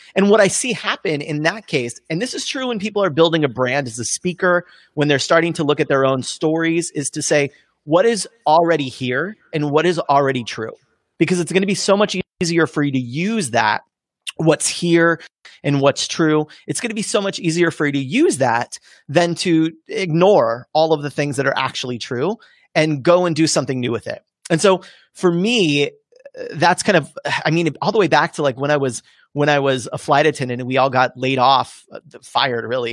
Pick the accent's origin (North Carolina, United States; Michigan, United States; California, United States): California, United States; now in Los Angeles, United States; I grew up in California-ish